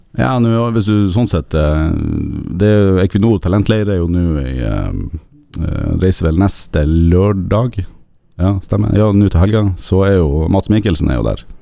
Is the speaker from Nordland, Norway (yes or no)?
yes; Narvik, Nordland, Norway; moved away; nå er jeg fra Narvik